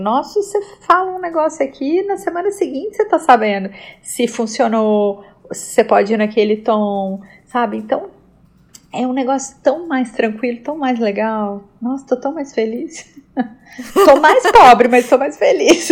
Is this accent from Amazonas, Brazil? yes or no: no; Belo Horizonte, Minas Gerais, Brazil; also born or lived in Rio de Janeiro; eu nasci no Rio, eu cresci em BH